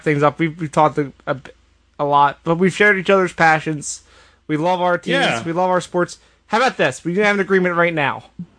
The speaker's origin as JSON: {"language": "English", "town": "Philadelphia", "region": "Pennsylvania", "country": "United States", "said": "Yeah, we're from Philly, fucking Philly, no one likes us, we don't care."}